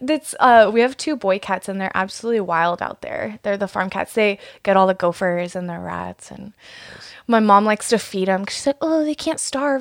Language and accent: English; East Wenatchee, Washington, United States; also born or lived in George, Washington; I grew up in East Wenatchee, and we would spend our summers driving out here working on our apple and cherry orchards